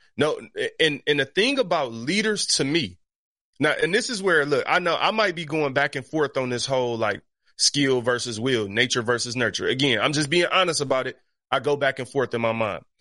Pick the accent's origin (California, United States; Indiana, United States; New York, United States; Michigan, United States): Michigan, United States; Detroit; I grew up in Detroit that's eighty-eight percent black